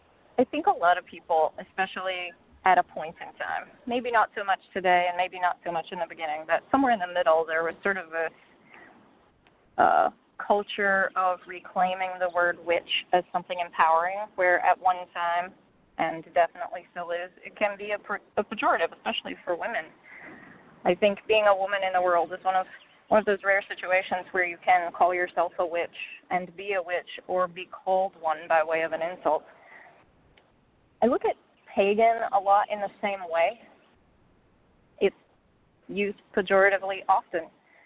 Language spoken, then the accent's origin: English; Appalachia, United States; I grew up in the Appalachian Mountains, where people are of a type, you know?